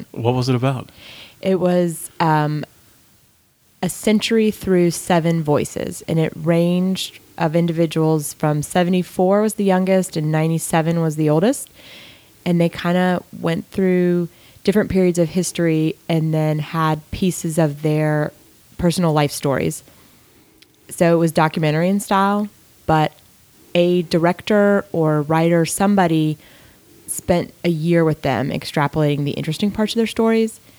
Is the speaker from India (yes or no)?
no; Gwinnett County, Georgia, United States; Gwinnett County, Georgia.